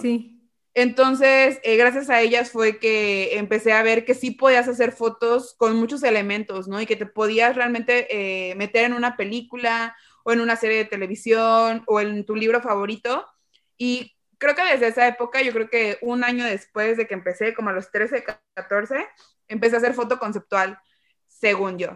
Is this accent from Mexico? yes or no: yes; Xalapa, Veracruz, Mexico; yo soy de Jalapa, y aquí es una zona muy cultural